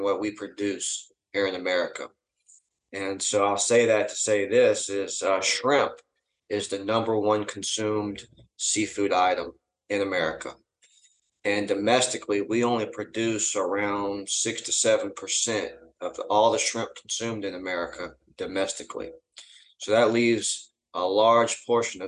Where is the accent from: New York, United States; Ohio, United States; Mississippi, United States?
Mississippi, United States; I'm from Mississippi.